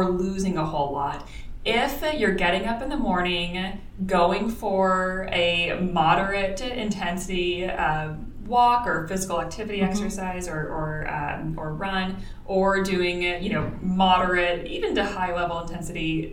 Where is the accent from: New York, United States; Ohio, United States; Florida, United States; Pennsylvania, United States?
Florida, United States; I'm from Florida. Everyone had a swimming pool.